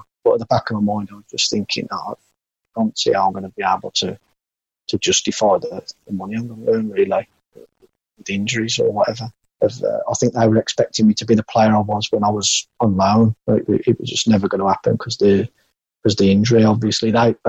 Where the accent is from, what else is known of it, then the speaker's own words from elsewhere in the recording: Walsall, West Midlands, United Kingdom; So Bournemouth really was the only option apart from Walsall. And I didn't fancy Walsall. It's my hometown club, and I've been and watched them loads of times.